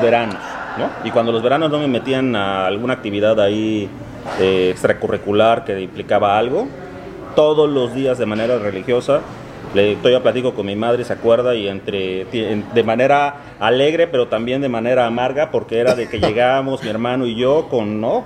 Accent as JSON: {"language": "Spanish", "region": "Veracruz", "country": "Mexico", "tie": "born or raised there", "also_born_or_lived": "Coatzacoalcos, Veracruz / Monterrey, Mexico", "moved": "as an adult", "lives_now": "Miami, United States", "said": "Prácticamente yo me crié, crecí en el puerto de Veracruz"}